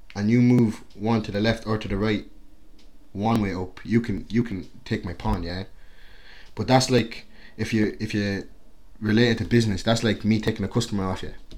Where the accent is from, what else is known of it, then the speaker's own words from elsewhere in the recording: Carlow, County Carlow, Ireland; also born or lived in Angola; I, I grew up in Carlow, obviously. That's just like small town Ireland